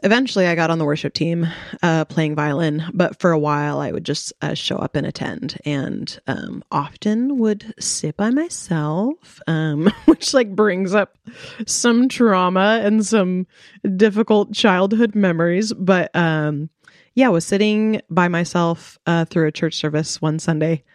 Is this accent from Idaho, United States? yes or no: yes; Coeur d'Alene, Idaho, United States; moved away as an adult; also born or lived in Moscow, Idaho; I grew up in Coeur d'Alene